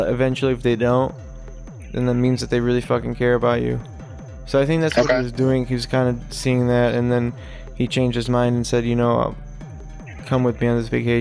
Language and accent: English; Chicago, Illinois, United States; we grew up in Chicagoland